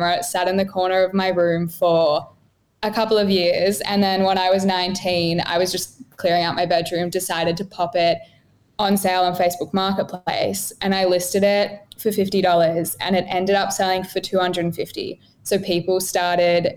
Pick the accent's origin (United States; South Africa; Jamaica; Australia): Australia; Melbourne, Victoria; now in Gold Coast, Australia; I'm originally from Melbourne and now I live on the Gold Coast.